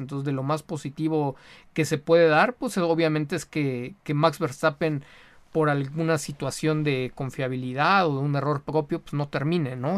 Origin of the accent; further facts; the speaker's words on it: Mexico; como mexicano